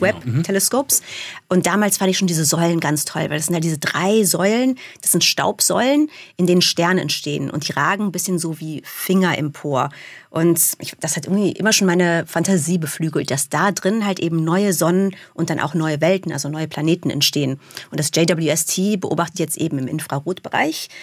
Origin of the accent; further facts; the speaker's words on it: Germany; first language German and English (bilingual); also born or lived in Munich; in Deutschland für mich als kleines Mädchen